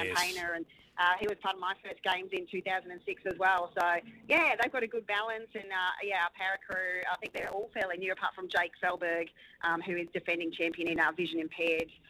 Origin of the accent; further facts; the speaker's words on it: Gold Coast, Queensland, Australia; the Gold Coast, my hometown